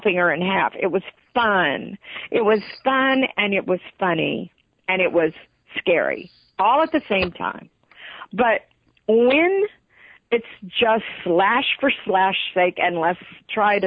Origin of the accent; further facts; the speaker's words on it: Texas, United States; I'm from Texas